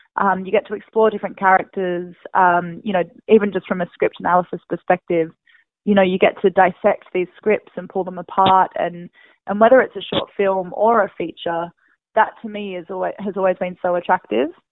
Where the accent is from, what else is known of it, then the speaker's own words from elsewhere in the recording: Perth, Western Australia, Australia; moved away as an adult; now in United States; Perth, which yeah. is my hometown